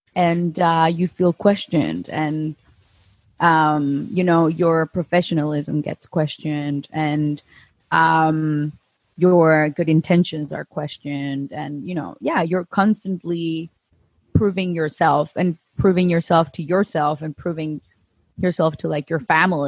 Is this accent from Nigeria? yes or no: no; Bogotá, Colombia; moved away; also born or lived in Northern Europe; I'm 32 and I'm from Bogota, Colombia.